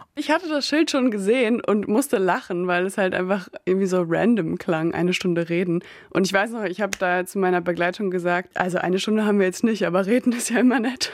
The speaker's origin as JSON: {"language": "German", "area": "Emsland", "region": "Lower Saxony", "country": "Germany", "tie": "born or raised there", "also_born_or_lived": "near Oldenburg", "moved": "as an adult", "lives_now": "Bremen, Germany", "said": "Also ich bin in der Nähe von Oldenburg geboren und dann im Emsland aufgewachsen, in einem kleinen Dorf."}